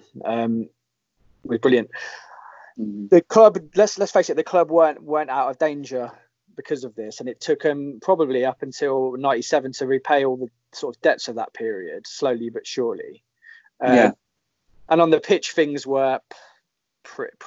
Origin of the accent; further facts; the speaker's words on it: Northampton, East Midlands, United Kingdom; I was born and bred in Northampton